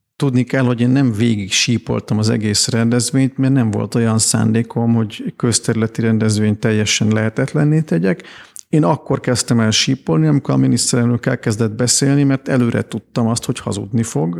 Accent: Hungary; én, mint magyar ember

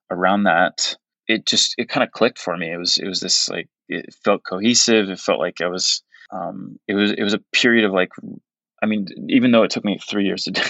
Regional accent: Portugal; English is a second language; when I was when I was really young and and growing up in Portugal and you know kind of I kind of alluded to this like where I didn't have access to music

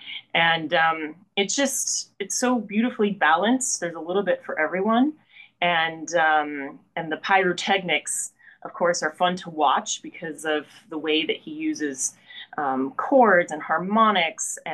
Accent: Mexico City, Mexico; now in Pittsburgh, United States; I was born in Mexico City, so right in the middle of the country.

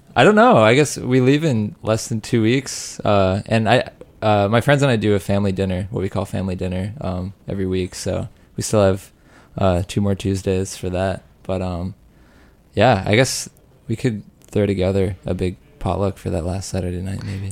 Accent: Rock Springs, Wyoming, United States; I'm from Rock Springs, Wyoming

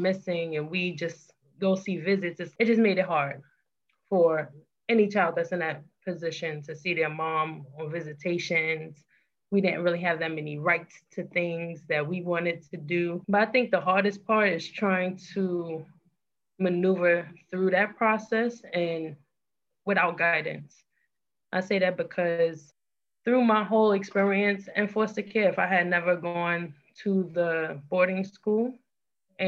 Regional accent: New York City, New York, United States; I was born and raised in Brooklyn, New York, born and raised with my other siblings

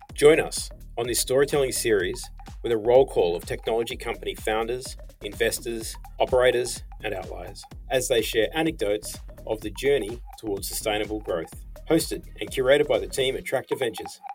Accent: Los Angeles, California, United States; moved away as an adult; also born or lived in San Diego; now in Australia; I'm from Southern California. My family's well, six generations from Los Angeles. So I grew up there

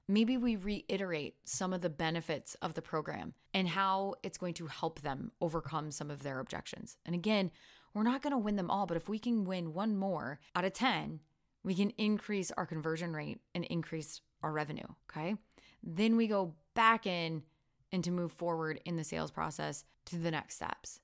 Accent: Iowa, United States; accent: Iowan; my Iowan accent

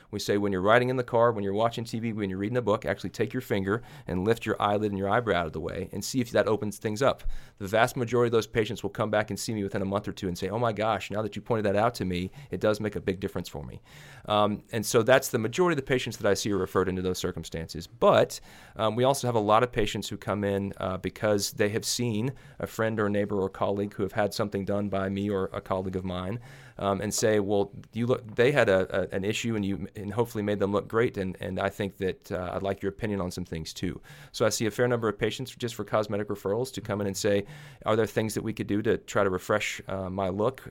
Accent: Little Rock, Arkansas, United States; now in Kansas, United States; I'm originally from Little Rock, Arkansas

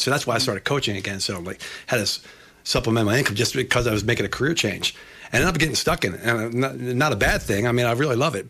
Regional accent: Baltimore, Maryland, United States; I'm from Baltimore

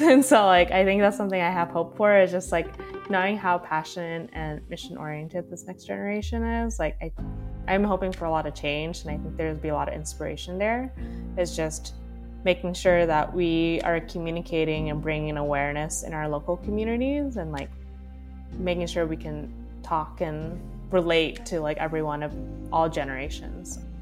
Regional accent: California, United States; having been born and raised in California

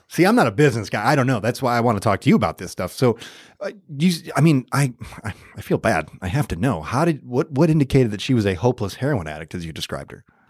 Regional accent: Michigan, United States; now in Los Angeles, United States; I'm from Michigan

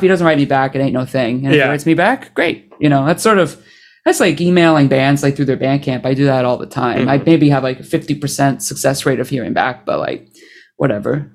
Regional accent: Oshawa, Ontario, Canada; also born or lived in Toronto; I grew up outside of Toronto in a city called Oshawa, like a town of like 130,000

